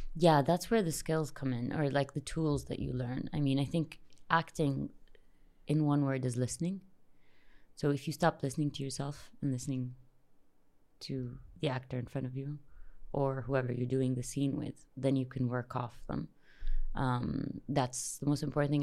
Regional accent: Jeddah, Makkah Province, Saudi Arabia; I grew up here in Jeddah.

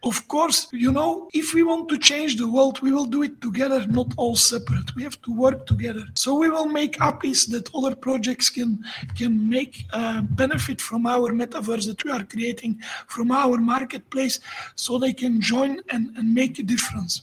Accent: Belgium; moved away as an adult; now in Sofia, Bulgaria; I'm not a Bulgarian. I'm from Belgium, uh, but I moved 12 years ago. I moved to Sofia

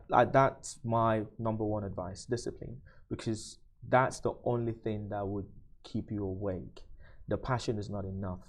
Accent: Nigeria; now in UAE; I'm from Nigeria

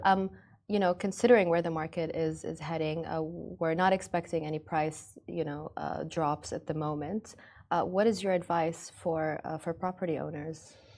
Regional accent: Ras Al Khaimah, United Arab Emirates; Ras Lakhema. It's my hometown

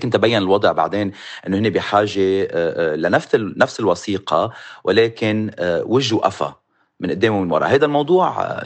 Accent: Lebanon; now in United States; بالنسبه لي كمغترب لبناني اكيد تسجلت بالانتخابات

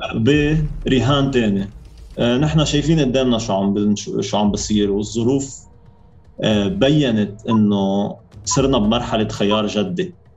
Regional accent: Sidon, South Governorate, Lebanon; انا من صيدا

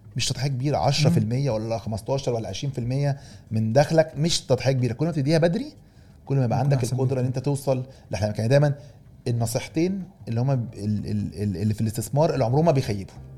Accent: Egypt; احنا من مصر بس كلنا ك ك كمصريين ننتمي الى الوطن العربي

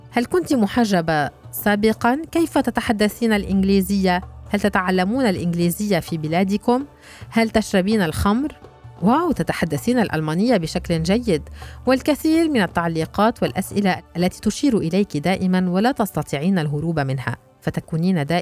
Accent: Syria; now in Berlin, Germany; كفلسطينية سورية تعيش في برلين

